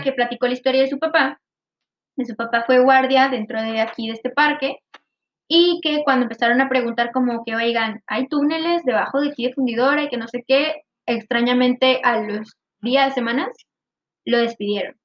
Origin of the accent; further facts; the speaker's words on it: Monterrey, Nuevo León, Mexico; nosotros somos de Monterrey, Nuevo León, México.